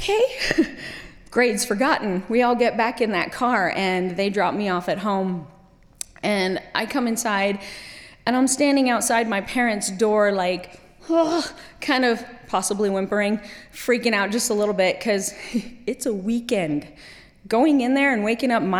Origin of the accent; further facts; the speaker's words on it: Kuwait; also born or lived in Middle East; I was 17, grown up in Kuwait